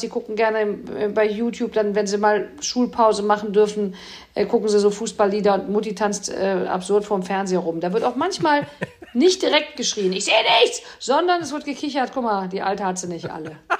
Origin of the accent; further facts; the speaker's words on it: Cologne, North Rhine-Westphalia, Germany; sitzt man hier als Kölner